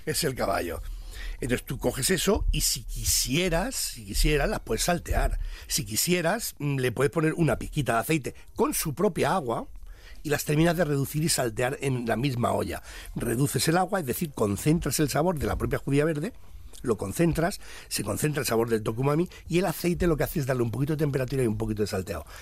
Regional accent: Spain; somos un país de, de gastronomía

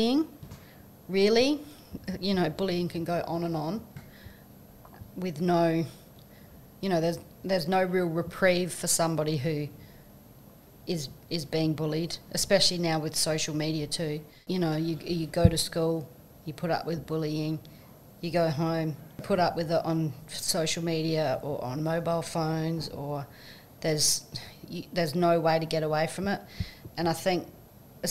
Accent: Tumby Bay, South Australia, Australia; I come from Tumby Bay on the Eyre Peninsula.

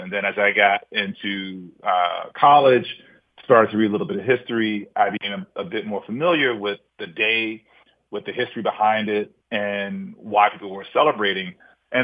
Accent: Kansas City, Missouri, United States; I remember growing up in Kansas City, Missouri

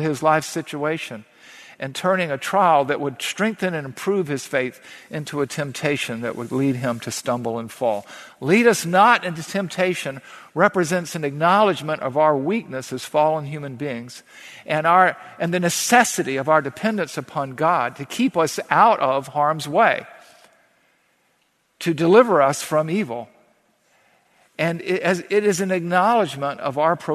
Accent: the South, United States; growing up in the South

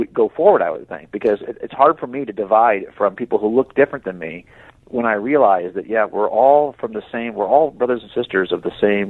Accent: Scotland, United Kingdom; look, I thought I was German, but I'm not German, I'm Scottish.

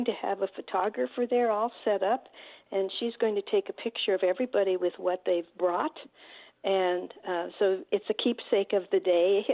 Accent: Southwest, United States; now in Detroit, United States; I'm not born and bred in Detroit. I'm from the Southwest, and I'm a newbie

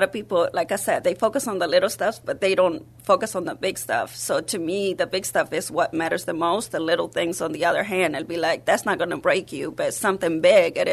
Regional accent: North Carolina, United States; English is a second language; moved away as an adult; also born or lived in Mexico; now in San Antonio, United States; I'm from Mexico, but was raised in North Carolina

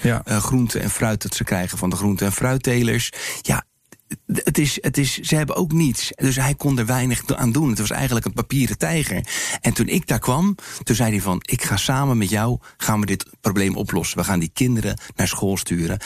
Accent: Rotterdam, South Holland, Netherlands; waar ik vandaan kom, uit Rotterdam

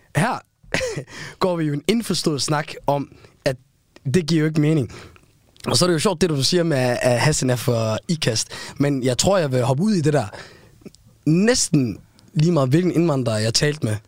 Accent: Aarhus, Central Denmark Region, Denmark; accent: Aarhus V; mine danske venner, jeg voksede op med ude i Gellerbank

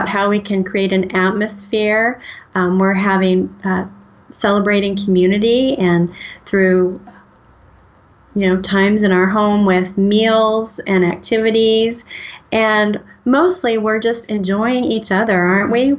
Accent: United States; also born or lived in St. Louis, Missouri / Oklahoma; Was born in St. Louis and grew up in Missouri and Oklahoma

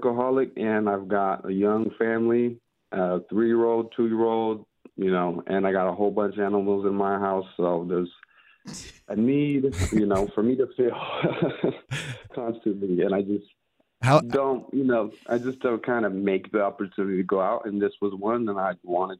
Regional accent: Benicia, California, United States; now in Davis, United States; I'm from Benicia, California.

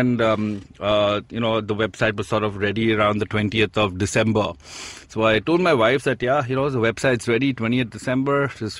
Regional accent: India; look, I'm from India and I really want to start this

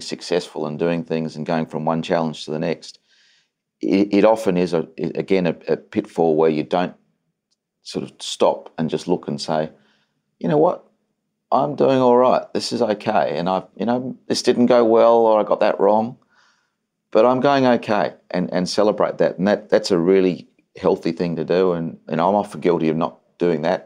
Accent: Adelaide, South Australia, Australia; I'm an idiot from Adelaide.

